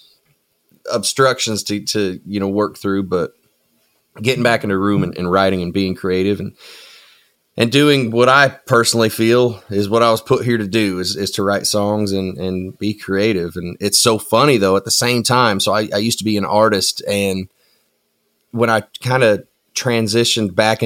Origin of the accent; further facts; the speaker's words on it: Tenino, Washington, United States; also born or lived in Nashville, Tennessee; now in Goodlettsville, United States; I'm originally from a place called Tenino, Washington, which is essentially, it's on the I-5 corridor right in the middle of Portland and Seattle. So I grew up in the country